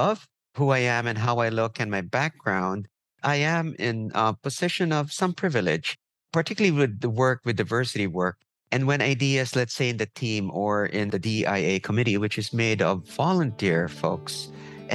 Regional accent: Philippines; also born or lived in New York, United States; now in United States; I come from the Philippines where we deal a bit differently

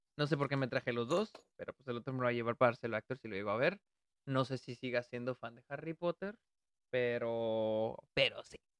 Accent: Delicias, Chihuahua, Mexico; moved away; estuve en, en, Delicias, a mi ciudad natal

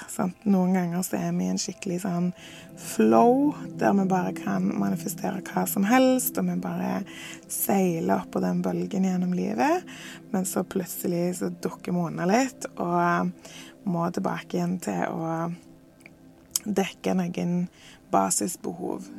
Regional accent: Norway; moved away as an adult; jeg tilbake til Norge og til hjembyen min

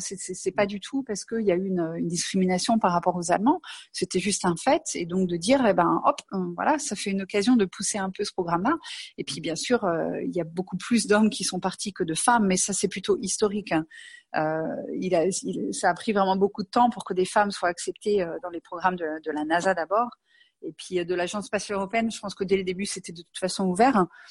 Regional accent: Angers, Pays de la Loire, France; moved away as an adult; now in Munich, Germany; je suis d'Angers. Je suis née à Angers

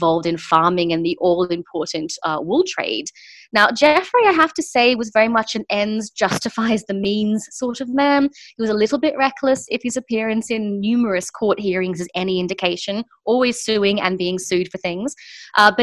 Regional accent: Sydney, New South Wales, Australia; moved away as an adult; now in United Kingdom; I'm from Sydney originally

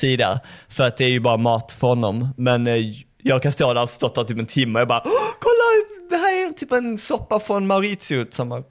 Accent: Malmö, Skåne, Sweden; Jag kommer ju från Malmö

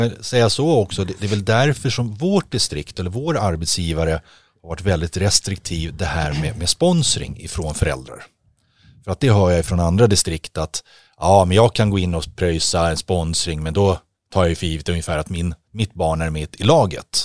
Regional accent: Stockholm, Stockholm County, Sweden; som stockholmare

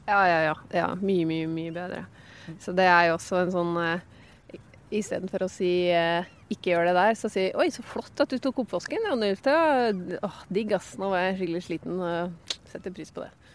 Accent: Hedmark, Innlandet, Norway

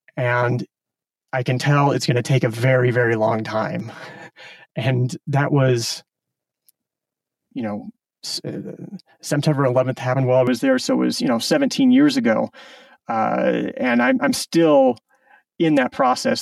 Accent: Omaha, Nebraska, United States; moved away as an adult; also born or lived in Silicon Valley; I grew up in Omaha, Nebraska, so uh, kind of a suburban upbringing.

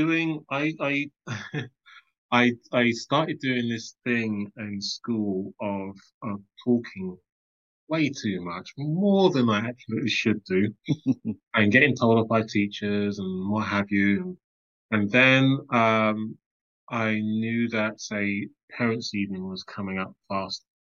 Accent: London, United Kingdom; also born or lived in Islington; I grew up early years in Tottenham, Crouch End, Hornsey

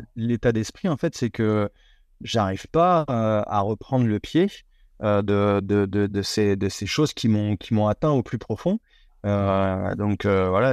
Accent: France; en tant que Français

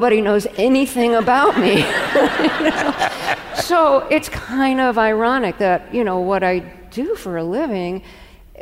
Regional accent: New York City, New York, United States; moved away; When I was growing up in Brooklyn

